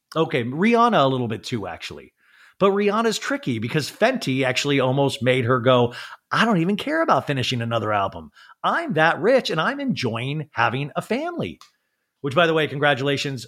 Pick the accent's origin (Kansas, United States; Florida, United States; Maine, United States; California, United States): Kansas, United States; Olathe; I grew up in Olathe, Kansas